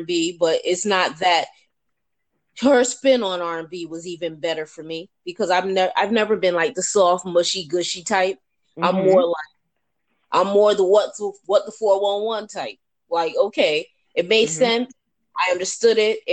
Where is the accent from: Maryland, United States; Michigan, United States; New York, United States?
New York, United States; New York City; I'm from the Bronx, which is very close to Westchester.